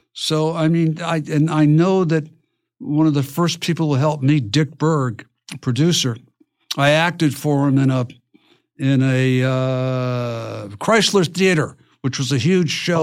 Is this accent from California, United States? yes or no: no; Highland, New York, United States; moved away; I'm from Highland, New York, which is across the Hudson Bridge from Poughkeepsie